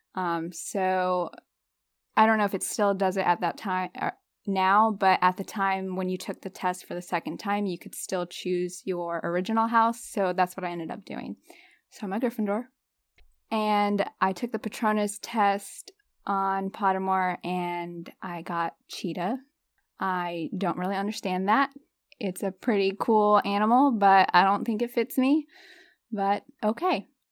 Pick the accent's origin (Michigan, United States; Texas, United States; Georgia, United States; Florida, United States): Florida, United States; moved away as an adult; now in North Carolina, United States; I'm living in North Carolina with my husband, and I'm originally from Florida